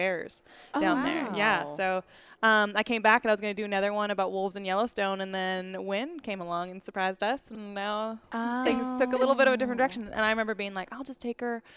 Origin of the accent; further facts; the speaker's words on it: Kelowna, British Columbia, Canada; also born or lived in Florida; now in Nashville, United States; I'm from Canada. I'm from a small town called Lake Country or Kelowna in British Columbia